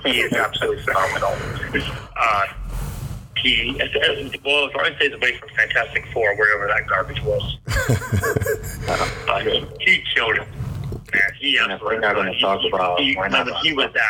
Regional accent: Las Vegas, Nevada, United States; I live out here in Las Vegas, Nevada. I was born and raised out here

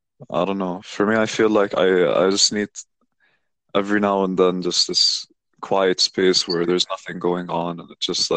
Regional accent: Dubai, United Arab Emirates; I grew up in Dubai too

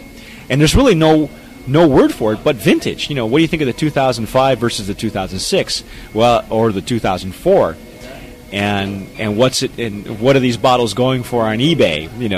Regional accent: California, United States; and preferably, because I'm from California, it's a California white Zin.

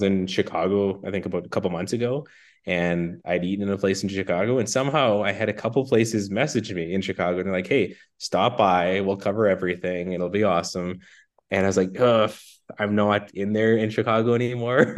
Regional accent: Saskatoon, Saskatchewan, Canada; I was born and raised in Saskatoon

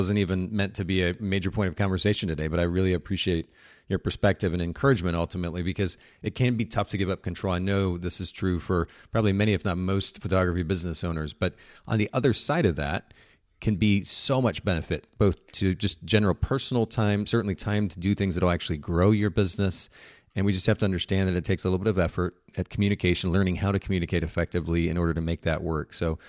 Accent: Japan; I grew up in Japan and we had these friends that would occasionally bring over fresh homemade bread.

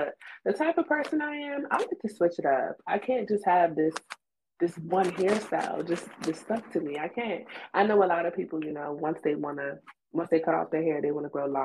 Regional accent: Takoma Park, Maryland, United States; I'm from Tacoma Park, Maryland

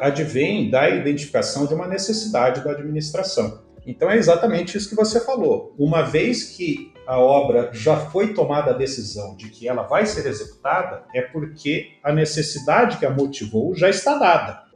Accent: Curitiba, Paraná, Brazil; Curitiba, né, minha cidade natal

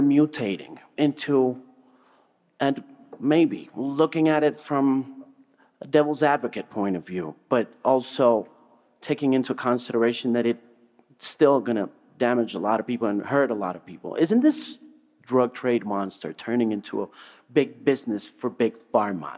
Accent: Colombia; about being a Colombian

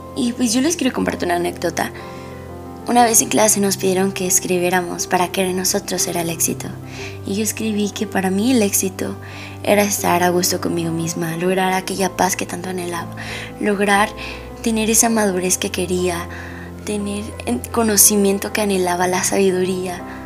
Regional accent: Mexico

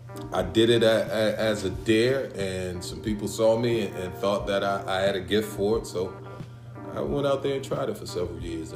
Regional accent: Washington, District of Columbia, United States; now in Columbia, United States; I'm originally from Southeast Washington, D.C., but I've been living in Columbia long enough to call Columbia home.

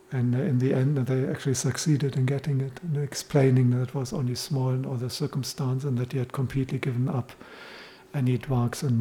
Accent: Los Angeles, California, United States; And I grew up in Los Angeles, and, and this is what we all did.

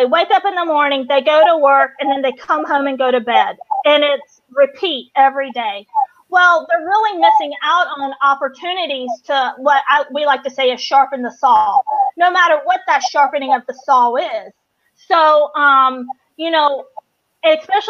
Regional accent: North Carolina, United States; moved away as an adult; I'm from North Carolina, and I've been out here 11 and a half years.

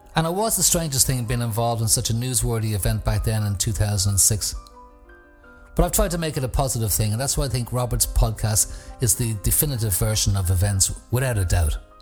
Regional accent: Ireland; moved away; back home in Ireland

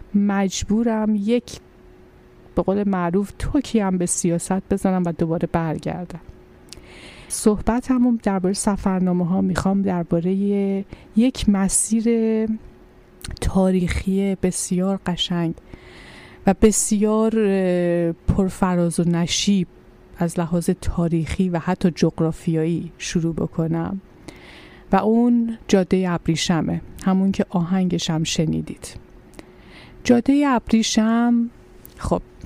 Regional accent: Iran; ما که ایرانی هستیم

